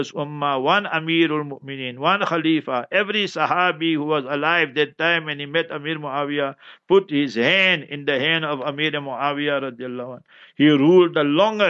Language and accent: English; South Africa; I didn't come from here nearby, I'm from South Africa